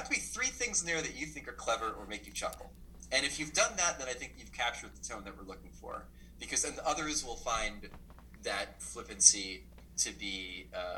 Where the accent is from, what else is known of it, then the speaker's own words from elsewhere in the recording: New Jersey, United States; I grew up in New Jersey